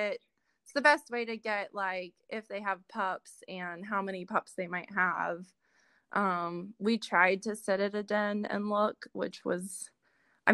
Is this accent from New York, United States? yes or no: no; Georgia, United States; growing up in Georgia